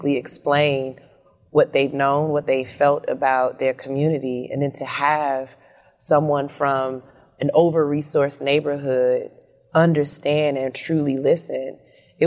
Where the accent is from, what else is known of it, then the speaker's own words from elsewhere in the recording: Chicago, Illinois, United States; We grew up in Inglewood